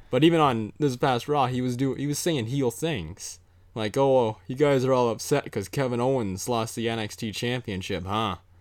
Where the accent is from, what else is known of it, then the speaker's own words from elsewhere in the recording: Canada; being two Canadian boys